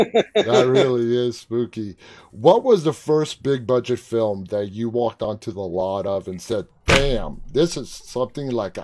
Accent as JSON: {"language": "English", "town": "New York City", "region": "New York", "country": "United States", "tie": "born or raised there", "said": "I grew up in New York City"}